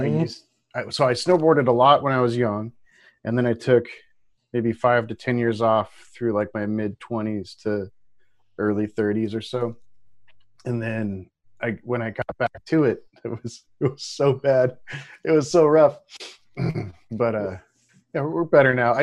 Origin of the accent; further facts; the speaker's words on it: Pacific Northwest, United States; growing up in the Pacific Northwest